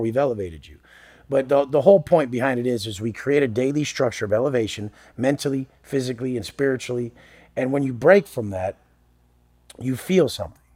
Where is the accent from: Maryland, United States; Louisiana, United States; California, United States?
California, United States; Oceanside; I grew up in Oceanside, Oceanside, California. It's a part of San Diego